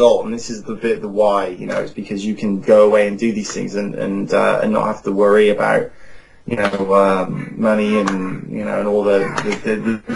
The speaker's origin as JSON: {"language": "English", "town": "Cheltenham", "region": "South West England", "country": "United Kingdom", "tie": "born or raised there", "moved": "yes", "lives_now": "Phoenix, United States", "said": "in England, in my hometown in Cheltenham, where all my family lives"}